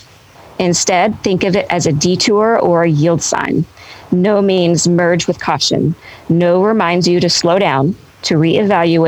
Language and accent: English; Benton, Arkansas, United States; it's in my hometown. I was born in Benton, Arkansas.